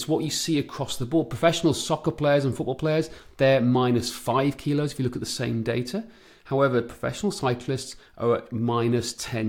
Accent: Wales, United Kingdom; moved away; I grew up on great cycling roads back in mid-Wales

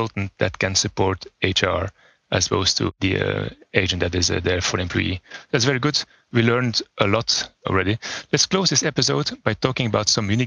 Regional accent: Belgium; my home country, Belgium

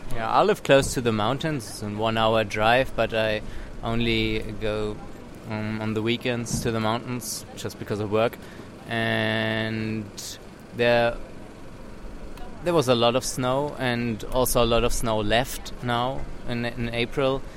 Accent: Germany; also from Germany

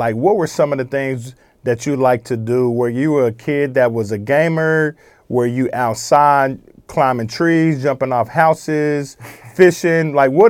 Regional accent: Oklahoma, United States; I grew up here in Oklahoma

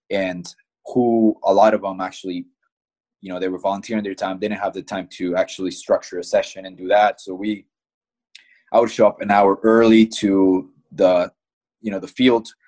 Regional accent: Midwest, United States; growing up in the Midwest, I think one of the biggest things that you hear about is Creighton soccer camps, right?

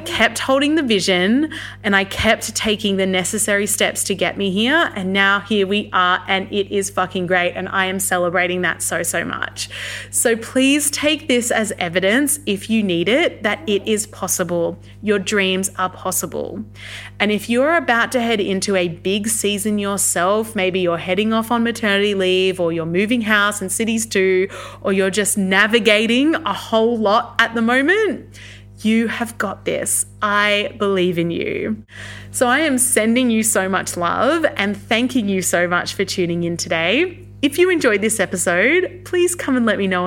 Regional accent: Canberra, Australian Capital Territory, Australia; I'm currently based in Canberra, Australia, Ngunnawal country. This is my hometown. I'm a Canberran born and bred

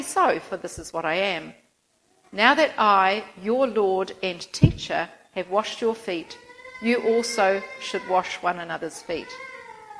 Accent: Christchurch, Canterbury, New Zealand; moved away as an adult; also born or lived in Philippines / Auckland; I'm originally from Christchurch, grew up there

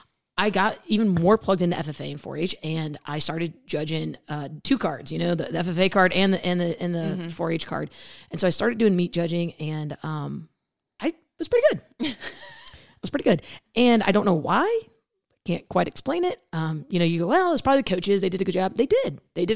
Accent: Illinois, United States; So I grew up in Central Illinois. I did not grow up in a farming background.

